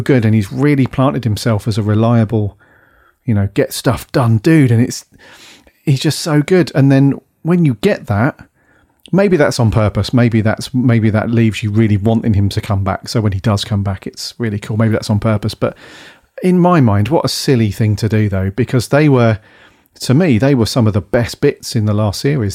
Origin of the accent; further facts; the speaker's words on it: Wales, United Kingdom; my bit of Welsh pride